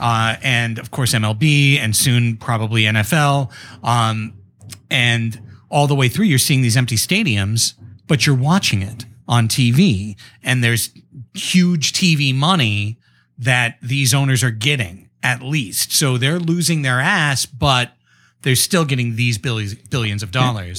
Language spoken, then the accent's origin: English; Long Beach, California, United States; moved away as an adult; now in San Diego, United States; I grew up in Long Beach, uh, so just up the coast, but, uh, you know, born and raised in Long Beach, went to Long Beach Poly